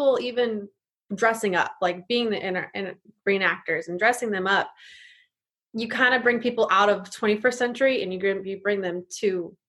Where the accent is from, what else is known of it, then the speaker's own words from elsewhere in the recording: Butte, Montana, United States; now in California, United States; I'm originally from Montana. So my hometown Butte, Montana.